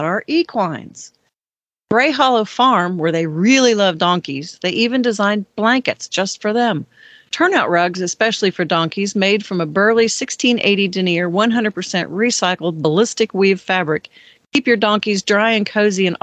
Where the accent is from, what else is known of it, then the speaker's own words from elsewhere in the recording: Ohio, United States; Ohio, my home state